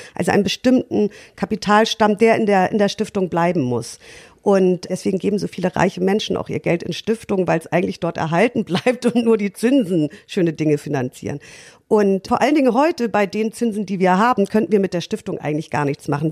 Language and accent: German; Lütjenburg, Schleswig-Holstein, Germany; moved away as an adult; now in Hamburg, Germany; ich komme aus Lütchenburg, das ist ein kleiner Ort an der Ostseeküste in Schleswig-Holstein